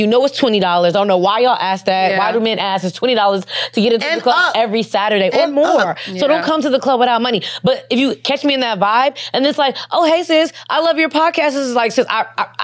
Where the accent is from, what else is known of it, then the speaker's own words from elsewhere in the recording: Chicago, Illinois, United States; moved away; also born or lived in North Hollywood; we're from Chicago.